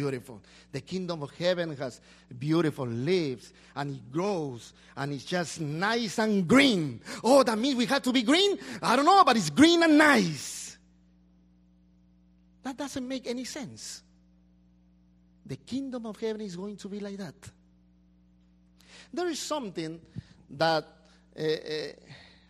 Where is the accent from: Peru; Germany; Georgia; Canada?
Peru; now in United States; I go back to my country